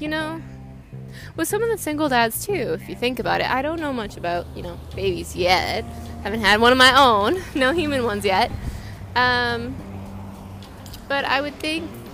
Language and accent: English; British Columbia, Canada; I am from Canada, BC.